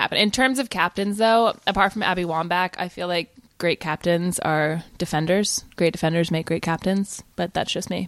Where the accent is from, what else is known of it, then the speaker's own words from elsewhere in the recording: Virginia, United States; I grew up in Virginia